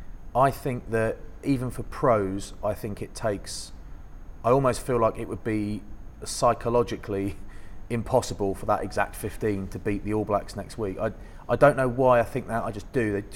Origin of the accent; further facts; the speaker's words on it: United Kingdom; You know, we're British.